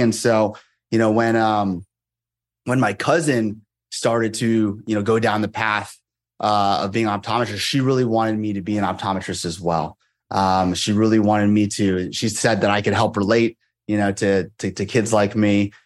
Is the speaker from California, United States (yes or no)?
yes; Moraga, California, United States; also born or lived in Monterey, California; I grew up there from when I was five and until I graduated high school